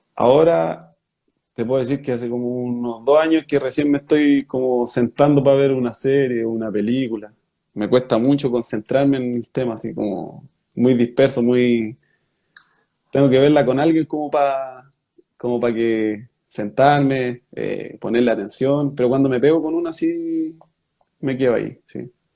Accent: Rengo, O'Higgins, Chile; moved away; de ahí de Rengo soy y mi familia, todos son de ahí

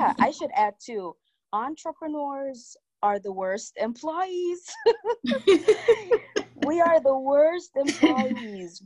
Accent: Jamaica; I am a Jamaican. I was born and raised here. I'm still in Jamaica.

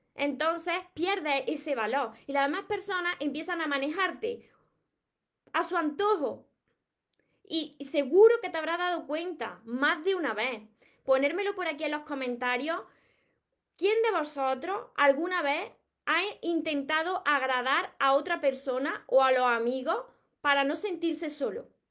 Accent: Córdoba, Andalusia, Spain; accent: Cordoban/Andalusian; yo soy de, del sur de España, de Andalucía, y precisamente soy de Córdoba. Por eso tengo este acento

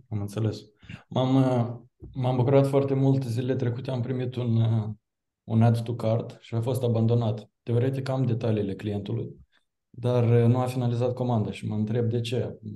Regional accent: Chișinău, Moldova; sunt din Chișinău, probabil accent un pic o să mă dea de gol

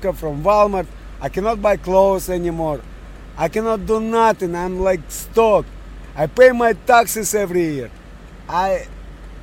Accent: Russia; English is a second language; moved away as an adult; also born or lived in Montreal, Canada; now in Canada; Originally from Montreal. My original country is from Russia

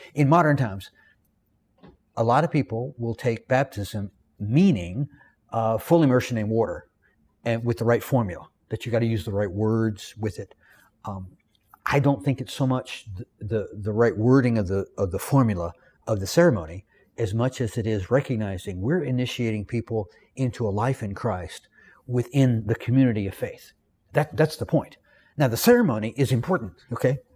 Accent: the South, United States; accent: Southern; I'm from the South. I am educated. I'm well-read. I know how to speak correctly. But in my Southern vernacular

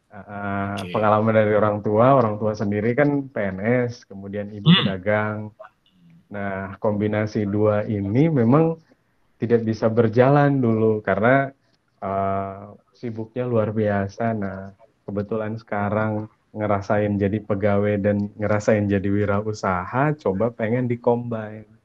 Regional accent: Poso, Central Sulawesi, Indonesia; also born or lived in Palu; Saya lahir di kota Palu, kemudian saya lahir eh, dibesarkan di kota Poso.

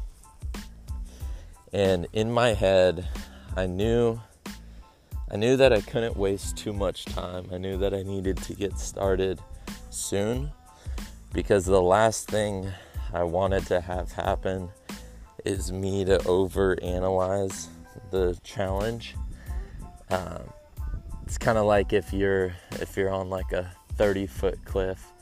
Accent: San Diego, California, United States; San Diego, my hometown

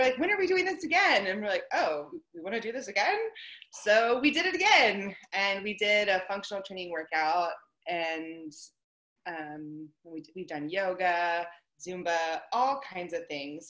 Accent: Pittsburgh, Pennsylvania, United States; moved away as an adult; also born or lived in Kansas / Texas; I'm from Pittsburgh, Pennsylvania

